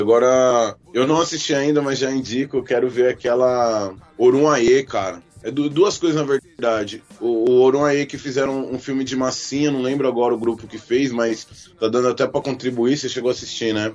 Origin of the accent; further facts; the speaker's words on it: São Paulo, Brazil; now in Itapevi, Brazil; Tô morando em Itapevi, na verdade eu sou do Rio Pequeno, mas tô morando em Itapevi